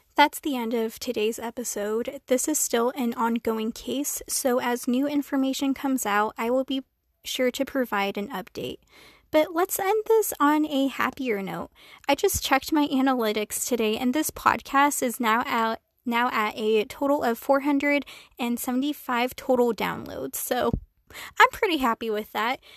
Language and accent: English; Flagstaff, Arizona, United States; my hometown of Flagstaff, Arizona